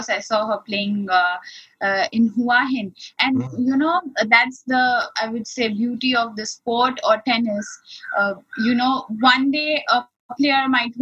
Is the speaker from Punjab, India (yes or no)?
no; Ahmedabad, Gujarat, India; initially I started playing in another city called Ahmedabad, which is also in the west part of India, and I'm born and brought up there